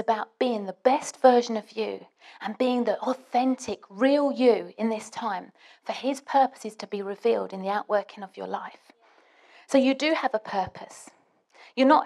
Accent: England, United Kingdom; I'm British

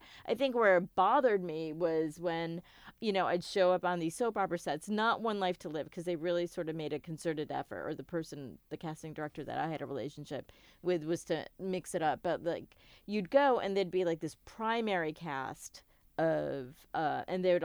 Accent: United States; I'm a South Asian American

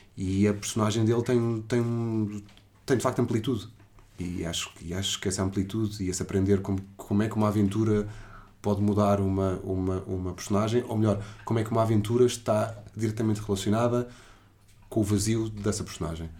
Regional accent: Portugal; eu sou português

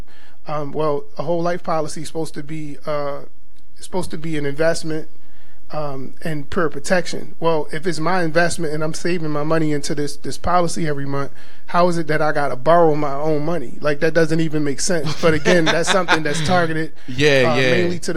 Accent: Baltimore, Maryland, United States; growing up in Baltimore, there's two major churches

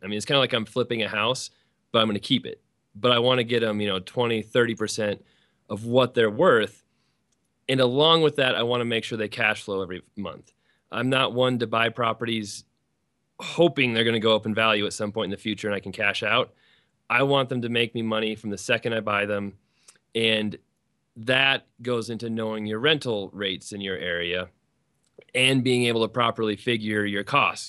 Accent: Colorado, United States; I'm from Colorado.

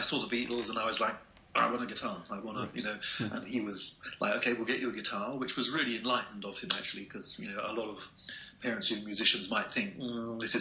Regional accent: Gillingham, South East England, United Kingdom; growing up in the UK, I grew up in a town called Gillingham, which is just outside of London, like about 60 miles from London

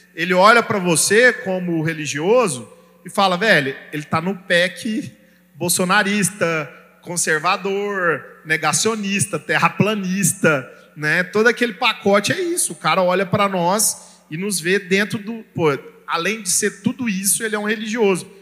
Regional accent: Brazil; como brasileiro a gente vê isso, porque a nossa cultura judaico-cristã brasileira

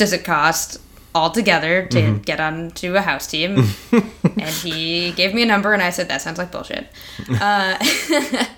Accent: Pelham, New York, United States; I grew up in mm-hmm. Pelham, New York, small town.

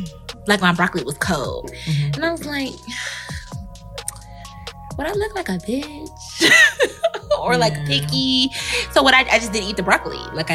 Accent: United States; I'm absolutely American

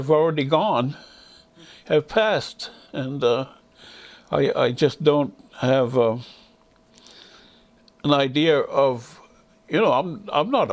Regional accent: Indian Township, Maine, United States; first language Passamaquoddy; English is a second language; We were all Passamaquoddy speakers. We were all, that was the primary language. We learned English as soon as we went to the school

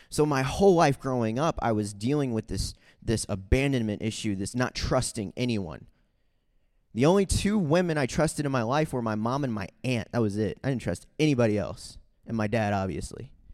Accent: Saint Charles, Missouri, United States; also born or lived in Guatemala; I grew up in Saint Charles, Missouri, which is about thirty minutes from Saint Louis

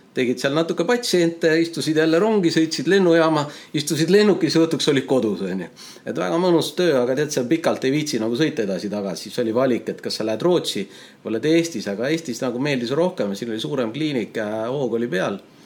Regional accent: Tallinn, Harju County, Estonia; also born or lived in Tartu; täiesti tavaline Tallinna poiss, eks ole, ja, ja, ja siin vaikselt toimetanud, elanud terve elu Tallinnas

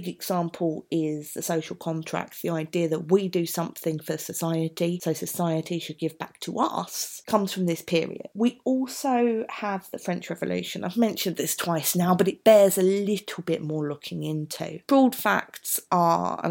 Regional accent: London, United Kingdom; As you can tell from my accent, I am from South London

